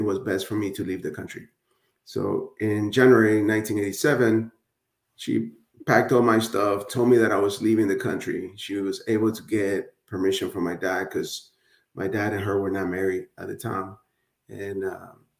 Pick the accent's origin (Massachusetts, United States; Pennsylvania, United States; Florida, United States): Florida, United States; Hialeah; English is a second language; also born or lived in Nicaragua; I grew up in Miami, Florida, aka Hialeah. Nobody knows where Hialeah is, so I say Miami, right? But in reality, I was raised in Hialeah, Florida.